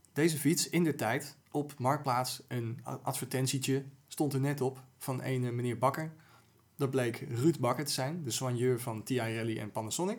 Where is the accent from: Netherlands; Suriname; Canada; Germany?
Netherlands; Amsterdam, North Holland; als Amsterdammer